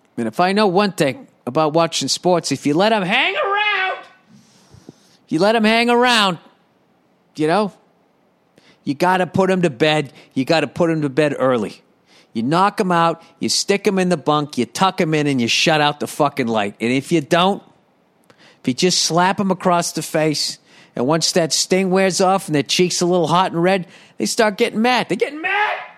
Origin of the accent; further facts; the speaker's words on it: United States; I'm fucking American